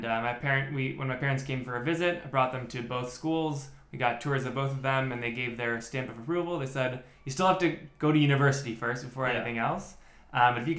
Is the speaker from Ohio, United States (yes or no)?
yes; Cleveland, Ohio, United States; moved away as an adult; now in Netanya, Israel; I'm from Cleveland, Ohio, originally.